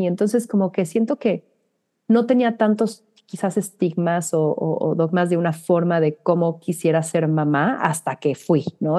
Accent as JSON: {"language": "Spanish", "country": "Mexico", "moved": "yes", "lives_now": "New York, United States"}